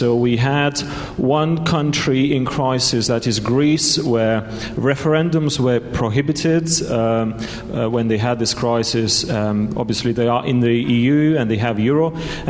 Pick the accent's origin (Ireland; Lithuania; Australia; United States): Lithuania; I'm from Lithuania